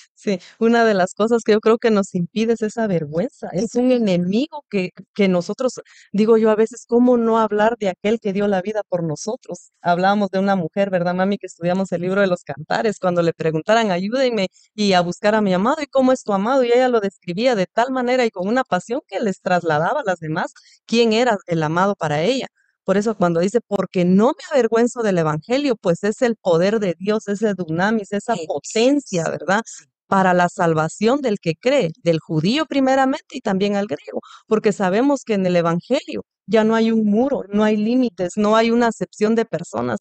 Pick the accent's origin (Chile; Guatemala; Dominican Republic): Guatemala; yo soy de Guatemala